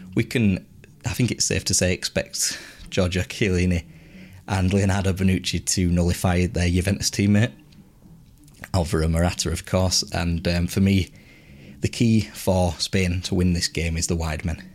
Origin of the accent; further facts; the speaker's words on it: England, United Kingdom; as English people